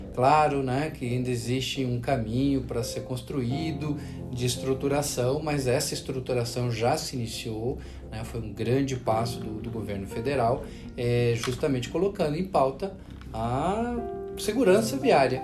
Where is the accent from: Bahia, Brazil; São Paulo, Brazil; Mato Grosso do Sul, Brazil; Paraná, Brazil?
Paraná, Brazil; moved away; estar aqui no estado do Paraná, estado onde eu nasci